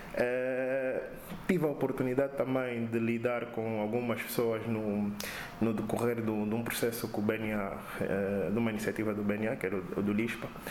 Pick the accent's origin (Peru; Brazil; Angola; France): Angola; eu como angolano